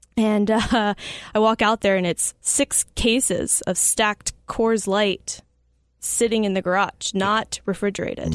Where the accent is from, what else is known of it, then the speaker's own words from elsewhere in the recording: Arizona, United States; I grew up in Arizona